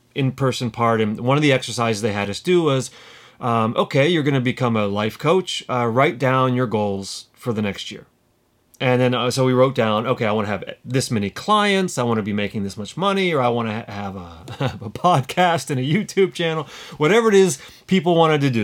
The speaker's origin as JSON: {"language": "English", "country": "United States", "also_born_or_lived": "London", "moved": "as an adult", "said": "I'm living in London as an American."}